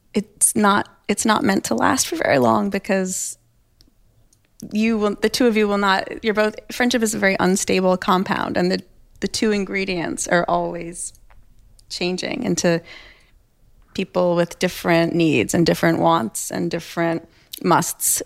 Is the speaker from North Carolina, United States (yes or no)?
no; New York, United States; also born or lived in Toronto; I'm from New York